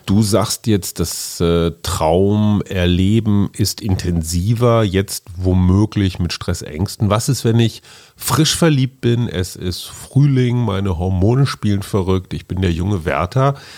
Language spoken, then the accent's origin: German; Münster, North Rhine-Westphalia, Germany; Meine Heimatstadt Münster